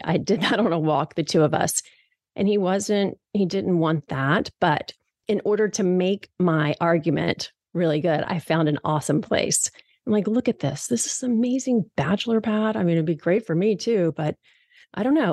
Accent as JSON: {"language": "English", "region": "East Coast", "country": "United States", "moved": "as an adult", "lives_now": "Seattle, United States", "said": "I'm three thousand miles away from home. I'm from the East Coast and I live here in Seattle."}